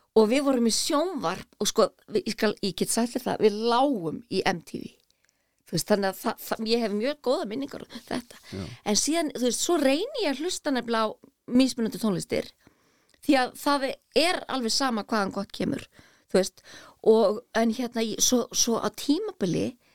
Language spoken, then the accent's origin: Icelandic; Garðabær, Capital Region, Iceland; ég elst upp í Garðabæ